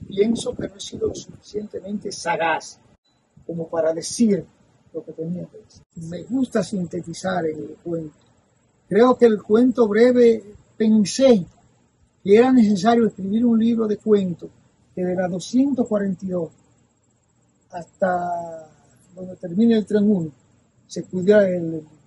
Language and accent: Spanish; Tamboril, Santiago, Dominican Republic; moved away; cuando yo pequeño en el río de mi pueblo